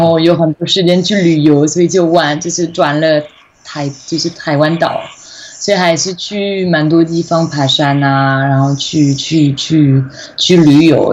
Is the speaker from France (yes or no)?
yes; western France, France; Chinese is a second language; moved away as an adult; also born or lived in Taiwan / China; 我的老家，我在法国西部嘛，考进海边，有一个中文系，所以我就在高中的时候也其实其实学中文